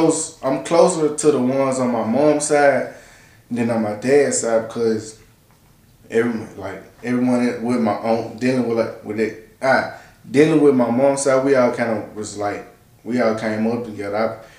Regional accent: Memphis, Tennessee, United States; I'm from Memphis, Tennessee. I was born and raised in Magnolia. And like you said, man, I'm 21

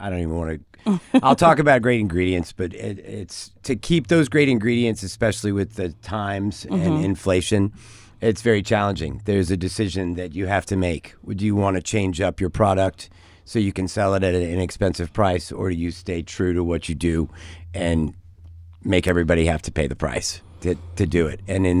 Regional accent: Texas, United States; now in California, United States; I'm from Texas. I'm a native Texan.

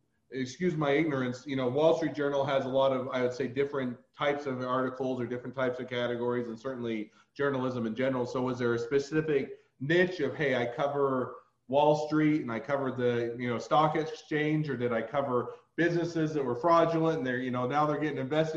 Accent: Utah, United States; accent: Utah; generally Utah has the most, the least recognizable accent

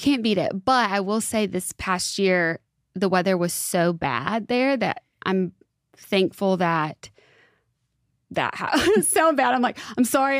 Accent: Alabama, United States; also born or lived in Santa Monica, California; now in Nashville, United States; I'm originally from Alabama

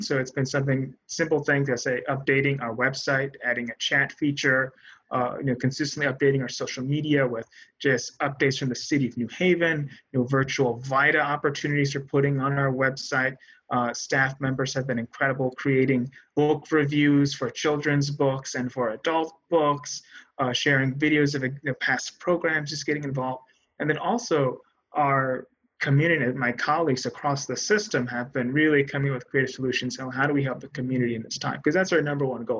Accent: New Haven, Connecticut, United States; New Haven's my hometown

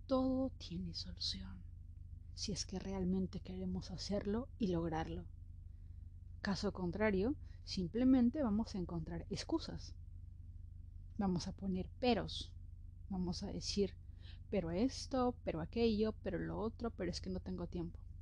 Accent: Peru; Yo soy de Perú

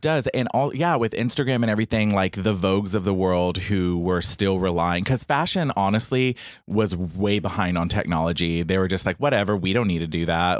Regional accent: Bay City, Texas, United States; from Bay City, Texas, which which is an hour and thirty minutes south of Houston

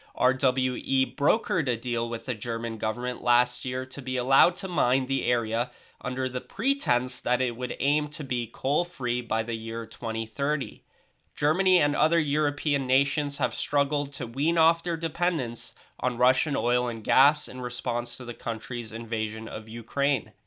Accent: Canada; as a Canadian

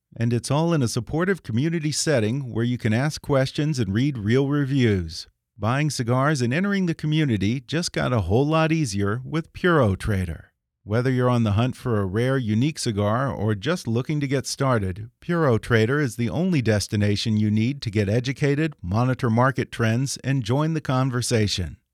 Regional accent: United States; also born or lived in Texas / California; Growing up in Texas and California

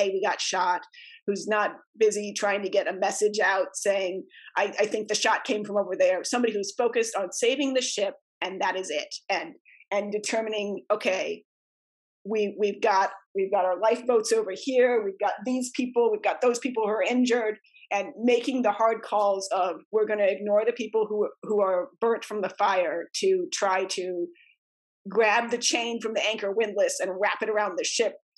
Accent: United States; an American Navy person

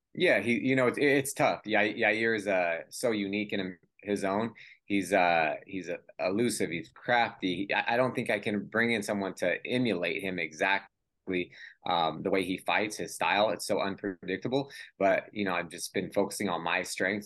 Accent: California, United States; I'm from California Pacific time

